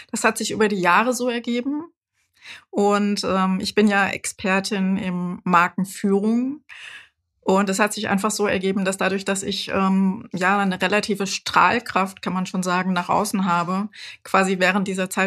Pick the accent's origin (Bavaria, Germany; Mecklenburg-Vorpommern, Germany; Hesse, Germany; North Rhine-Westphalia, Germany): Hesse, Germany; Frankfurt; dann hier in Frankfurt, ich bin ja ein Frankfurter Kind, habe ich äh, Psychologie studiert